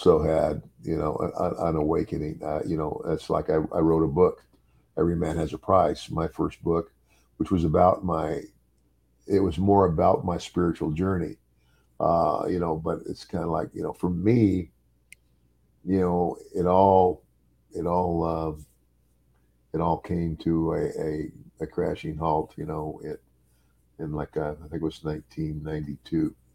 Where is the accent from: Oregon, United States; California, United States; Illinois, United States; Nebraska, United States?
Nebraska, United States; Omaha; born or raised there; moved away; also born or lived in Willcox, Arizona